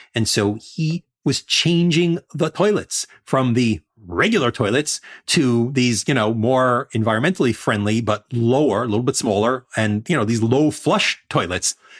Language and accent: English; New York City, New York, United States; in Coney Island, Brighton Beach uh, area where I grew up